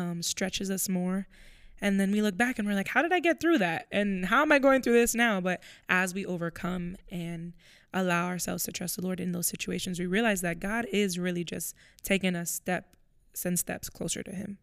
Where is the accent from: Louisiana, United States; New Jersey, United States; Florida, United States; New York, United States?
Florida, United States; moved away as an adult; now in Pennsylvania, United States; I, I'm from Florida, so I'm moving to Pennsylvania.